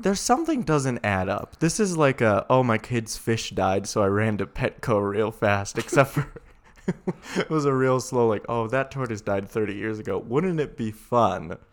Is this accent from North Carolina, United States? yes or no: no; Sheboygan, Wisconsin, United States; moved away; also born or lived in Colorado; We're from Sheboygan, uh, which is a city in Wisconsin, about the size of Boise, probably smaller.